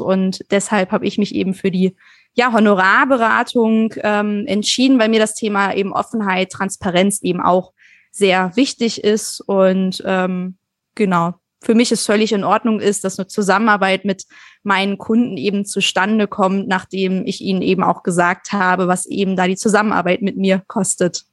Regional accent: Germany; wir uns als Deutsche

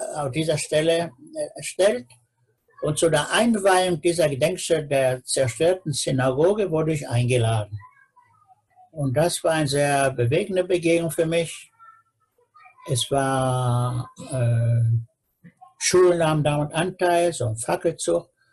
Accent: Peine, Lower Saxony, Germany; now in Israel; meiner Geburtsstadt Peine

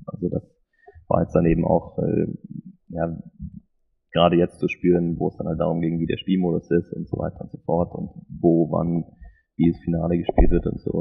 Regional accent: Munich, Bavaria, Germany; moved away as an adult; also born or lived in Switzerland; München, wo ich aufgewachsen bin und gewohnt habe zu dem Zeitpunkt dann

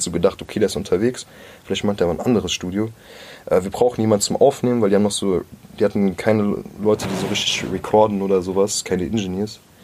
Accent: Groß-Gerau, Hesse, Germany; moved away as an adult; also born or lived in Mörfelden-Walldorf; now in Frankfurt, Germany; ich bin halt in Groß-Gerau aufgewachsen, Groß-Gerau bei Rüsselsheim

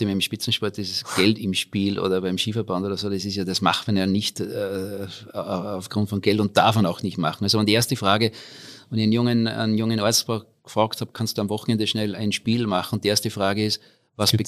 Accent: Austria; moved away as an adult; also born or lived in Innsbruck / Australia / United States; Ich komme aus dem schönen Salzkammergut

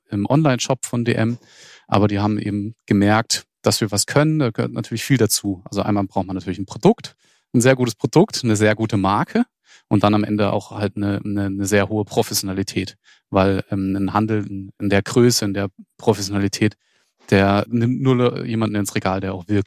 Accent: Freiburg, Baden-Württemberg, Germany; Ich selbst bin ja nicht mal Schwabe, sondern bin Badner. Ich komme ursprünglich aus Freiburg.

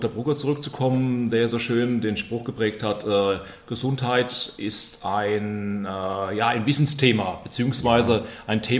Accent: Königstetten, Lower Austria, Austria; Hier äh, in Königstetten, wo ich aufgewachsen bin

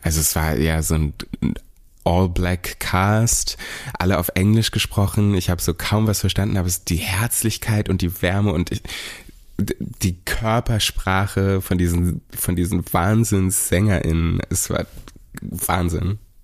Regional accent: Berlin, Germany; dass ich hier aufgewachsen bin

